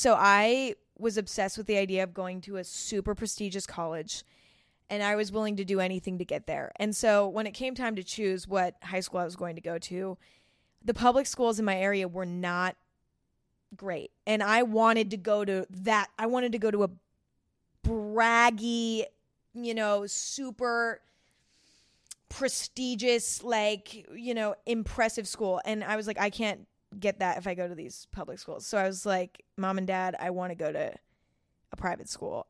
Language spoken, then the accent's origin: English; San Bruno, California, United States; I grew up in San Bruno, California, which is actually where YouTube headquarters is